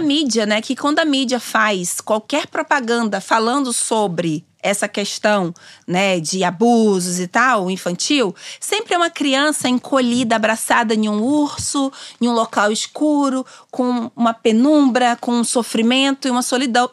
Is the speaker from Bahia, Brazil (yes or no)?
yes; Simões Filho, Bahia, Brazil; also born or lived in Salvador; Nasci em Salvador. Vivi a minha vida né, até os meus 19 anos numa cidade chamada Simões Filho, que é uma cidade próxima a Salvador.